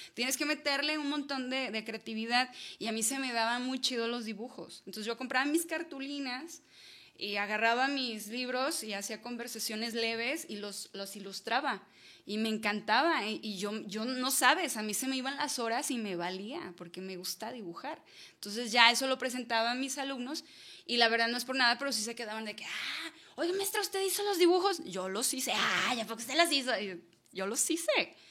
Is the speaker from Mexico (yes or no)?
yes; Toluquilla, Jalisco, Mexico; yo crecí en Toluquilla, ¿no? Es un pueblito que está, bueno, ahorita ya no es pueblito, ya se lo tragó la ciudad